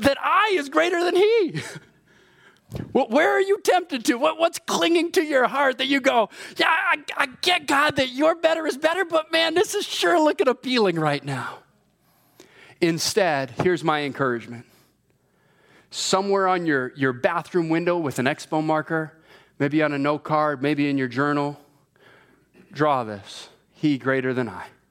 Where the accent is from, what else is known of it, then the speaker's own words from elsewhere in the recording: Hawaii, United States; moved away; I was born and raised in Hawaii.